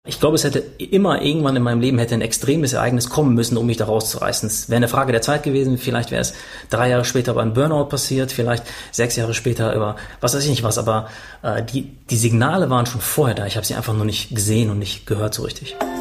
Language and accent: German; Paderborn, North Rhine-Westphalia, Germany; einen Park in Paderborn, war das, wo ich aufgewachsen bin